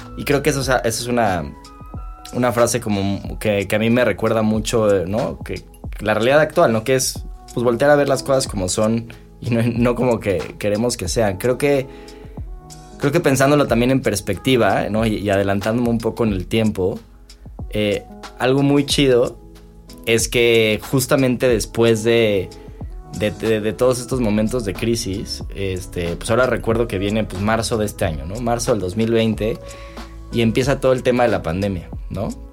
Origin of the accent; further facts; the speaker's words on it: Mexico; como mexicano